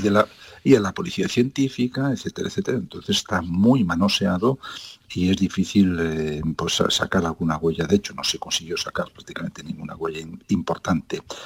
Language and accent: Spanish; southern Lugo, Ribeira Sacra, Galicia, Spain; Yo, eh, que soy gallego, que no he nacido en Coruña, pero con una gran vinculación por esa ciudad maravillosa, soy del sur de Lugo, de la Riviera Sacra